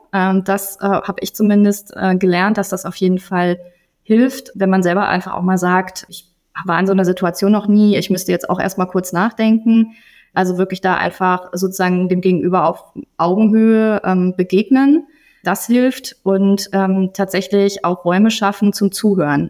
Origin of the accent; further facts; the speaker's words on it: Gießen, Hesse, Germany; meiner Heimatstadt Gießen